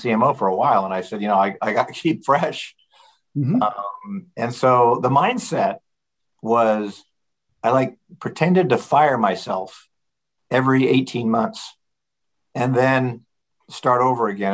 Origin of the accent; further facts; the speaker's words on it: Colorado, United States; I grew up in Colorado, so I view that part of the world as home